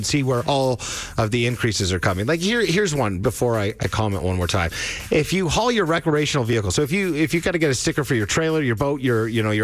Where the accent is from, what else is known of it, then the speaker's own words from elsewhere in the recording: Ontario, Canada; now in Alberta, Canada; I'm from Ontario, right? So I have a lot of friends back home in Ontario